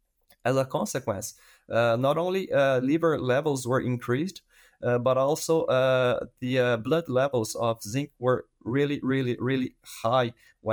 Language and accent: English; Brazil; English is a second language; moved away as an adult; now in Canada; I am a veterinarian from Brazil, and I did my master in Brazil as well in the field of gut immunology. And then I moved to Canada to do part of my PhD.